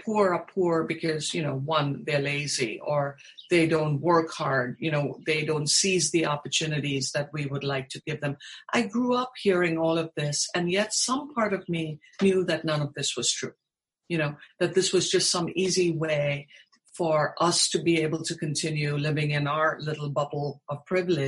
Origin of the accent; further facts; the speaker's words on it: Mumbai, Maharashtra, India; moved away as an adult; also born or lived in Texas, United States; now in United States; growing up in India